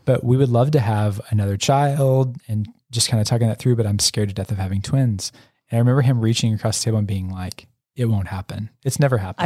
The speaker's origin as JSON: {"language": "English", "region": "Oklahoma", "country": "United States", "tie": "born or raised there", "also_born_or_lived": "Louisiana", "said": "I grew up in small town Oklahoma. I was born in Louisiana, but I don't really remember that s, few years there"}